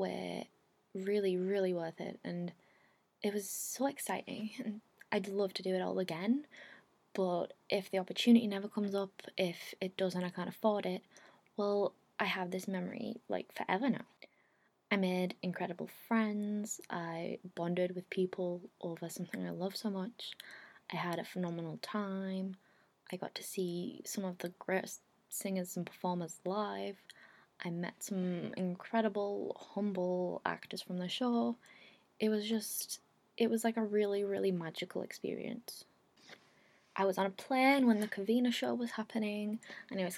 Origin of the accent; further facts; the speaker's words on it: England, United Kingdom; I'd come over from England